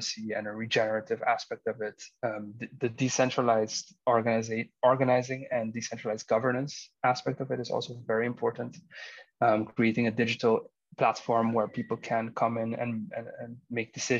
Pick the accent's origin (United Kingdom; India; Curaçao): Curaçao; me growing up in Curacao